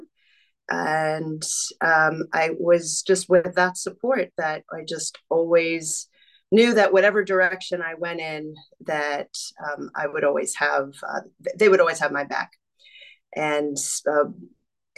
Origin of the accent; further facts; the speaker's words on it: Long Island, New York, United States; I grew up on Long Island, New York.